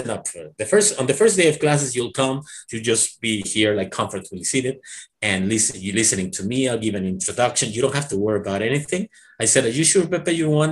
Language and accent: English; Mexico; English is a second language; I learned English when I was a teenager, and I remember at that time, I was after finishing this like teacher certificate, when I first studied at this Mexican North American Institute, I was also studying engineering at UNAM